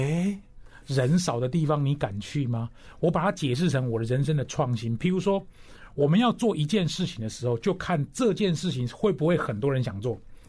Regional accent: Taichung, Taiwan; 我就说我是台中的子弟，我是逢甲大学毕业，

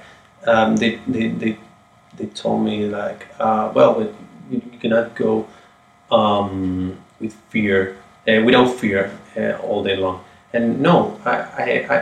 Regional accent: Argentina; moved away; also born or lived in Italy; I grew up in Argentina

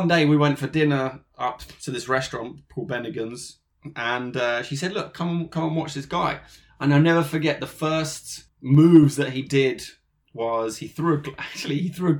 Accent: London, United Kingdom; I'm from London, England. I was born in a suburb called Edgware, which is northwest of London.

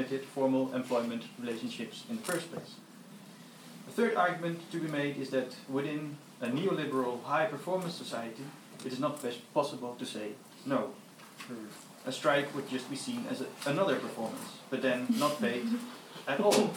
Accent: Netherlands; I'm from the Netherlands

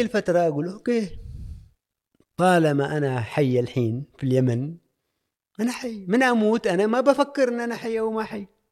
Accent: Oman; انا ك عماني

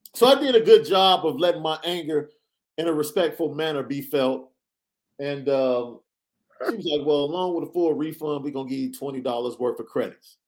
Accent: Chicago, Illinois, United States; I'm from Chicago

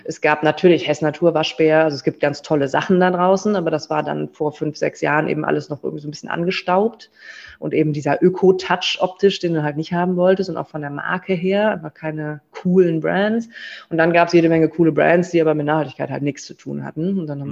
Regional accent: Bonn, North Rhine-Westphalia, Germany; also born or lived in Berlin; now in Cologne, Germany; wir sind aus Bonn ursprünglich

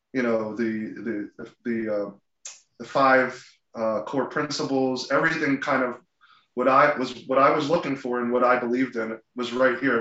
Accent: New Jersey, United States; also born or lived in Philadelphia; born and bred in New Jersey most of my life, with the exception of grad school in Philadelphia

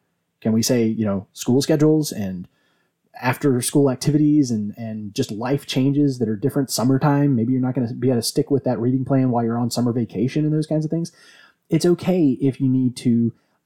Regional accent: Virginia, United States; we're from Virginia, where we drink our tea sweet.

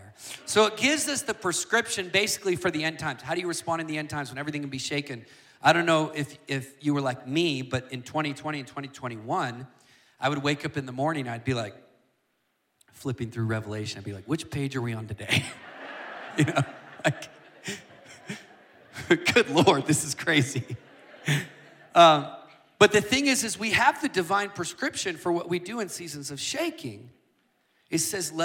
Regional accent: United States; me as an American

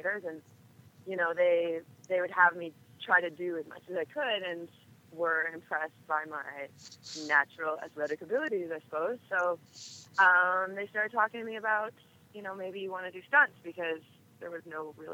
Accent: Edmonton, Alberta, Canada; moved away; also born or lived in Toronto; I grew up in Edmonton, Alberta, in Canada

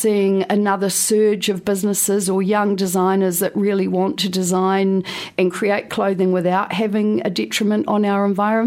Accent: Wainuiomata, Wellington, New Zealand; moved away; also born or lived in London; I was a girl from Wainui Omata. I couldn't wait to get as far away from my beautiful hometown as possible.

